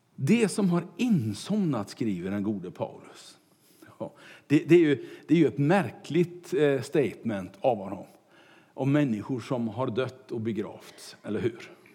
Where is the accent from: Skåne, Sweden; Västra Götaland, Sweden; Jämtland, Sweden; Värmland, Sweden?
Västra Götaland, Sweden; Kungälv; när jag var kanske fem sex år och cyklade omkring hemma i Kungälv